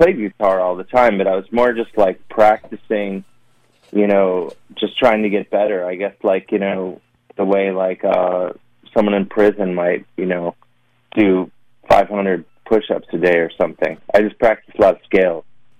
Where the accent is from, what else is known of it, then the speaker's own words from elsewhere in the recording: Cleveland, Ohio, United States; Cleveland's magical, you know, it's a hidden gem.